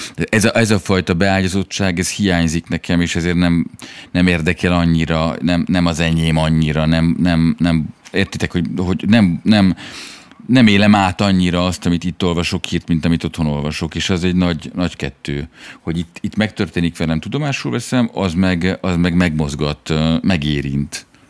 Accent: Hungary; moved away as an adult; now in France; mind a ketten magyarok vagyunk

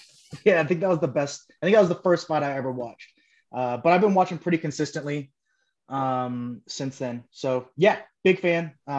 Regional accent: California, United States; now in Montana, United States; I'm out here in Montana, but I'm originally from California.

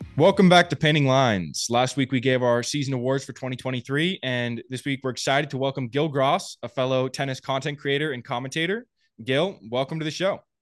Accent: Napa, California, United States; I was a bulkhead at a, a challenger in my hometown in Napa

